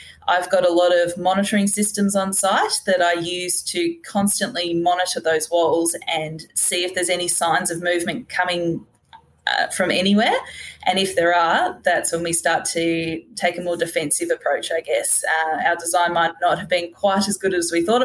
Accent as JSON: {"language": "English", "town": "Hobart", "region": "Tasmania", "country": "Australia", "said": "I'm from Hobart originally."}